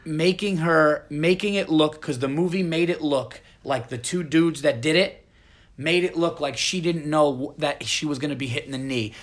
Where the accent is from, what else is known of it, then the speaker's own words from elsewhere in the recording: Yonkers, New York, United States; I was born right near there, so I'm gonna be coming home to Yonkers